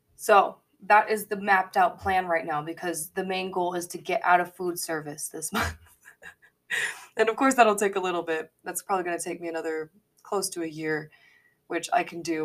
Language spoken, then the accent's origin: English; Colorado Springs, Colorado, United States; now in Denver, United States; I was born in the Springs